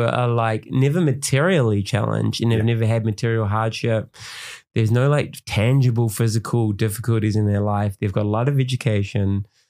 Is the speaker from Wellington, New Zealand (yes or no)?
no; Auckland, New Zealand; I grew up in West Auckland